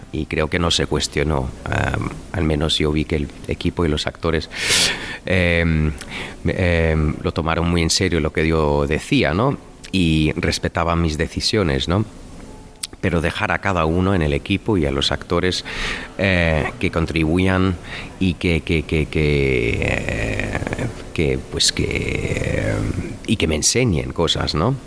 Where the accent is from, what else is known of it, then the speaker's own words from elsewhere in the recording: Cologne, North Rhine-Westphalia, Germany; accent: Cologne; now in Berlin, Germany; mi acento de Colonia